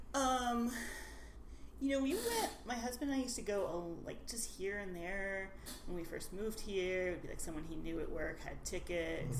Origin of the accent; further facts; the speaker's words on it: Nashville, Tennessee, United States; moved away as an adult; now in Seattle, United States; I grew up in Nashville, Tennessee, and I uh, wandered around the world for a bit before ending up here